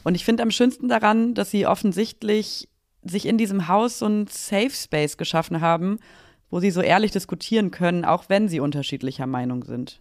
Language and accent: German; Aachen, North Rhine-Westphalia, Germany; now in Berlin, Germany; in meine Heimatstadt gefahren, nach Aachen